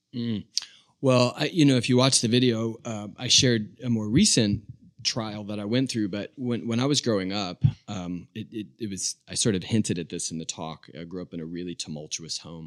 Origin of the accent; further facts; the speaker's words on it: Charlotte, North Carolina, United States; also born or lived in Albuquerque, New Mexico; Charlotte, North Carolina